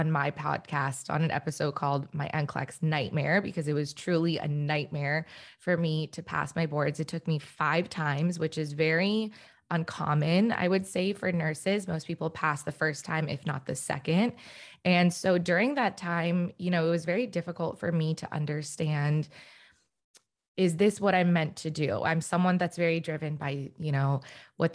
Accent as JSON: {"language": "English", "area": "DC area", "region": "Northern Virginia", "country": "United States", "also_born_or_lived": "Richmond, Virginia", "moved": "yes", "lives_now": "Los Angeles, United States", "said": "I am originally actually from the East Coast. So right now I'm living in Los Angeles, but I'm from the Northern Virginia, DC area"}